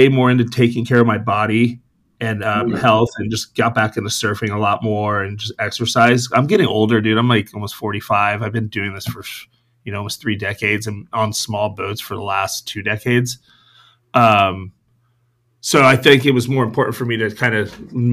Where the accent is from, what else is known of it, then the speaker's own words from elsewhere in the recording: San Diego, California, United States; I was born here in San Diego, raised Point Loma. Went to Point Loma High School.